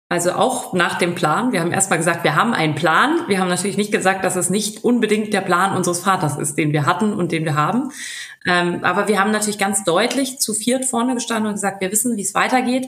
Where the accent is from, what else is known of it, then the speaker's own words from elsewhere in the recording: Berlin, Germany; also born or lived in Switzerland; Wir sind ja auch Berliner